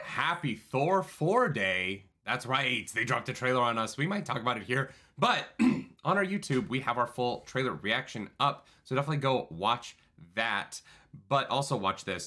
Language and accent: English; Calgary, Alberta, Canada; moved away; my hometown